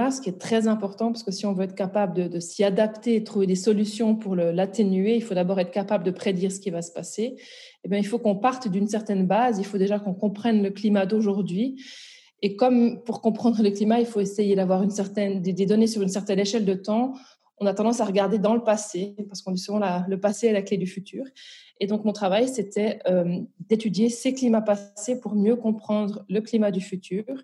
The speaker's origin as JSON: {"language": "French", "area": "Val-de-Travers", "region": "Neuchâtel", "country": "Switzerland", "also_born_or_lived": "Bordeaux, France", "moved": "as an adult", "lives_now": "Brussels, Belgium", "said": "donc je suis à l'origine euh, suisse, donc je viens du Val de Travers."}